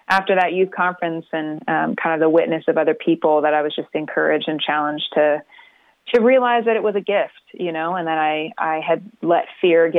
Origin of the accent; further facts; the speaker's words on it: Florida, United States; moved away as an adult; now in Nashville, United States; We grew up in Florida